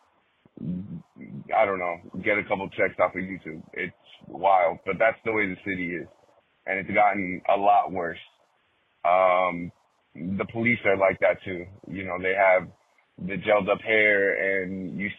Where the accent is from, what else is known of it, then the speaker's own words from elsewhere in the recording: Miami, Florida, United States; Someone who grew up here, been here all my life, for the most part.